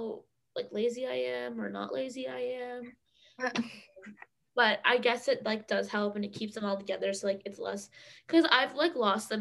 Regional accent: Massachusetts, United States; moved away

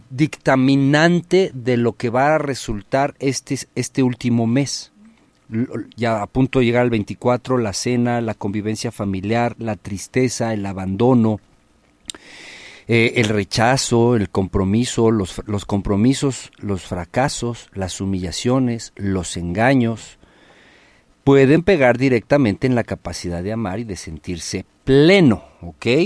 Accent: Acapulco, Guerrero, Mexico; Mi tierra, mi tierra querida para el mundo desde Acapulco. Comadres, compadres, estamos transmitiendo completamente en vivo desde Acapulco.

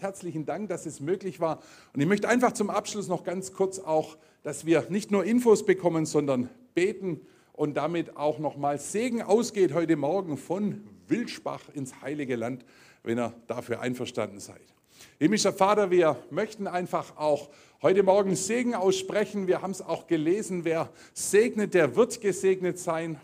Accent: Germany; bei uns in Deutschland hier

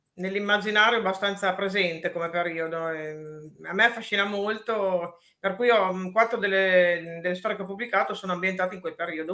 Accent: Parma, Emilia-Romagna, Italy; also born or lived in Brescello, province of Reggio Emilia; io sono di Parma e, mm, abito però nella bassa, in provincia di Reggio Emilia, vicino al Po, e a Brescello

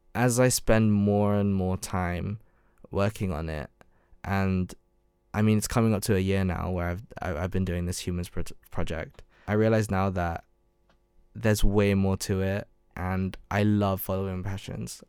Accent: London, United Kingdom; moved away as an adult; also born or lived in Surrey; I grew up in London.

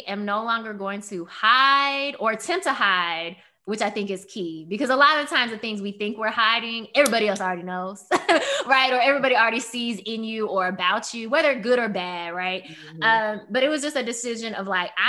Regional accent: Memphis, Tennessee, United States; moved away as an adult; also born or lived in Maryland; growing up in Memphis, a very Black and white city

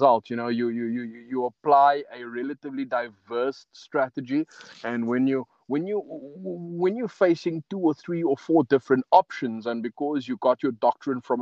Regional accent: Cape Town, Western Cape, South Africa; also born or lived in Pelican Park / Wynberg / West Coast; I'm a Cape Flats boy

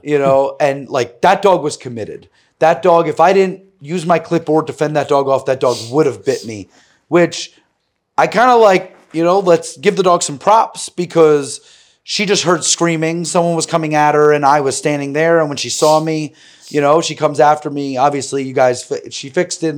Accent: New York City, New York, United States; growing up in New York City

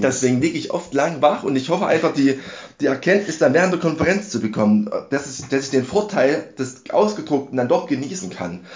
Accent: Dresden, Saxony, Germany; Ich komme aus Dresden.

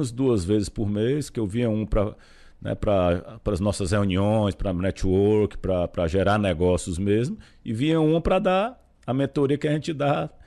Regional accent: Fortaleza, Ceará, Brazil; born there; moved away as an adult; now in São Paulo, Brazil; Nasci em Fortaleza. Tô, estou morando em São Paulo.

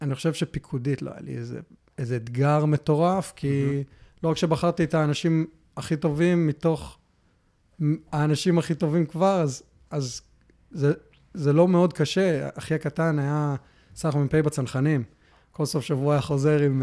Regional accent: Hefer Valley, Central District, Israel; moved away; also born or lived in Melbourne, Australia; נולדתי בארץ, uh, uh, חיינו בעמק חפר uh, רוב, ה, רוב השנים, עד שעברנו לאוסטרליה. אה, גרנו במלבורן

